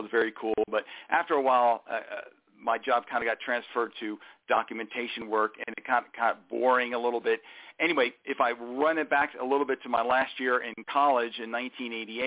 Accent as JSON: {"language": "English", "town": "Huntsville", "region": "Alabama", "country": "United States", "tie": "born or raised there", "also_born_or_lived": "Port Jefferson, New York", "said": "I was born in Port Jefferson, Long Island, New York. Lived there for the first 6 or 7 years of my life. And then my dad took a job and moved to the family down south and lived in Huntsville, Alabama, space and rocket city, capital of the world, for more than 30 years"}